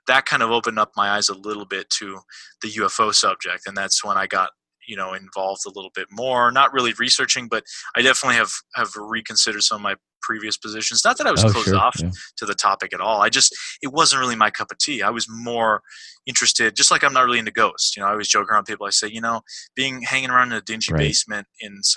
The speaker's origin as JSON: {"language": "English", "region": "East Coast", "country": "United States", "said": "I'm from the East Coast."}